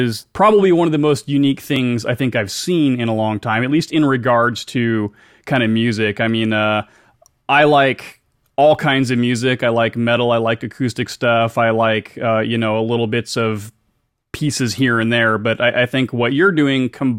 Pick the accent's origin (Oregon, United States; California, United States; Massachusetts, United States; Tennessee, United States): Oregon, United States; Salem; moved away; I was born in Salem, so I know the area well